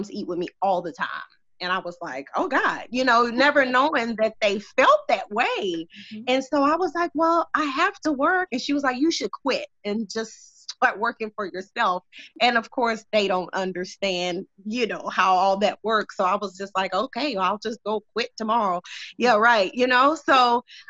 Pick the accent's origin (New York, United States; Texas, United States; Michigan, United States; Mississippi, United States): Texas, United States; Beaumont; I am born and raised here in Beaumont, Texas